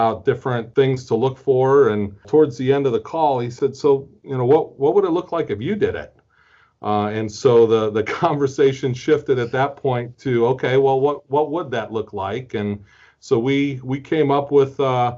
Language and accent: English; Fort Wayne, Indiana, United States; also born or lived in Marietta, Georgia; now in Indianapolis, United States; I grew up in Fort Wayne, Indiana, which is just a little bit north of Indianapolis